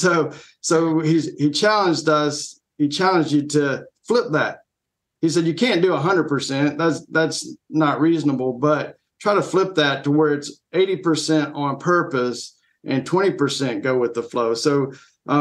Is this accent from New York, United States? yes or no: no; Atlanta, Georgia, United States; now in Corsicana, United States; I'm originally from Atlanta, Georgia, or in the suburbs of Atlanta, Georgia.